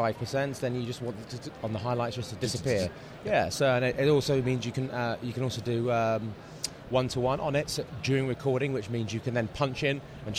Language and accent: English; London, United Kingdom; I'm from London. And I am a cinematographer and a director.